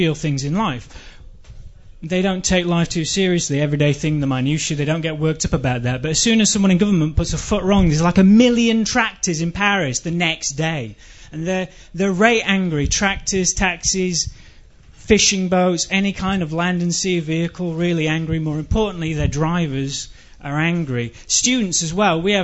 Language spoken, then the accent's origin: English; England, United Kingdom; moved away; I'm English